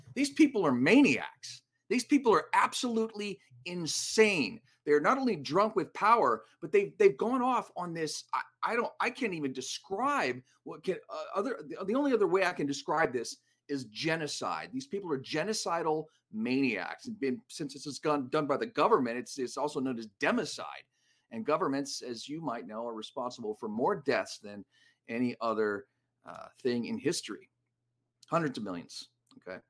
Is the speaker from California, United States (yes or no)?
yes; Los Angeles, California, United States; my hometown